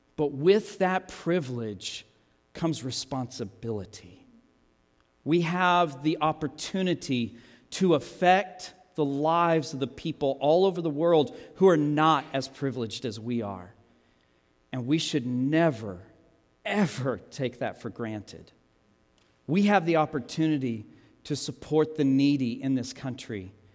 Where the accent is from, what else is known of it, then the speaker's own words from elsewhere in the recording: United States; I'm an American